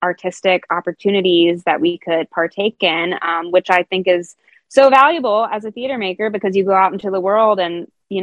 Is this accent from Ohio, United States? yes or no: yes; Dayton, Ohio, United States; also born or lived in Indianapolis; I moved back to my hometown of Dayton, Ohio